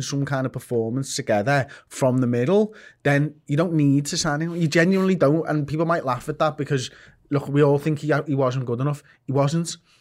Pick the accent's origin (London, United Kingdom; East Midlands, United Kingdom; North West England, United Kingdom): North West England, United Kingdom; Liverpool; I'm from Liverpool. I am English. Like, I was born in England